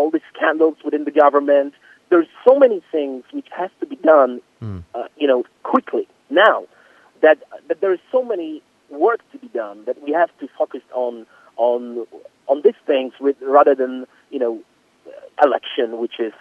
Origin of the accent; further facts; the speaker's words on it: Poland; English is a second language; also born or lived in London